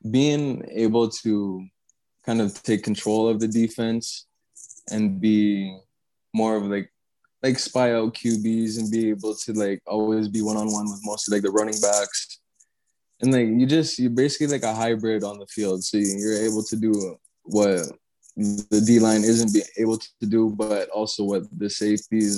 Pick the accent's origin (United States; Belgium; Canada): Canada; Edmonton, Alberta; Um, born and raised in Edmonton, Alberta, Canada, west coast of Canada. Probably one of the coldest places in the world.